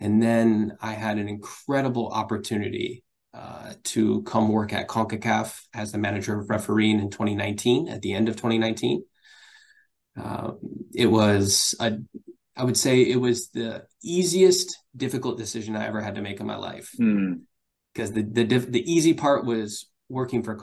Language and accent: English; Michigan, United States; moved away; also born or lived in Ohio; I'm originally from Michigan